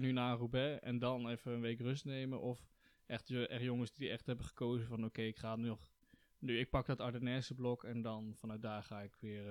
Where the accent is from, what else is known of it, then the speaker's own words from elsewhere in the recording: Netherlands; als Nederlander